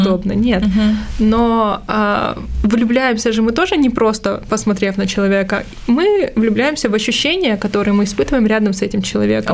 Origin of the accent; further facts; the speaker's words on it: Armenia; я же армянка